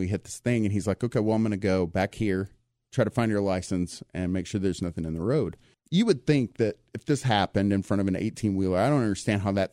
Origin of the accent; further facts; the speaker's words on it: East Texas, United States; I'm from East Texas. I've been in the woods all my life